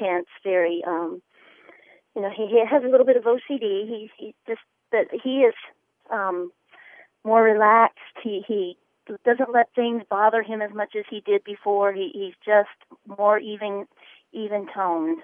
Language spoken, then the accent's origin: English; the South, United States; also born or lived in the North; I grew up in the South most of my life. I lived in the North for a little while, but I grew up my teenage years in the South